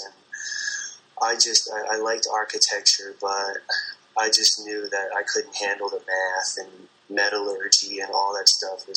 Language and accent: English; central New Jersey, United States; moved away; I'm from New Jersey originally, just the suburbs in central New Jersey.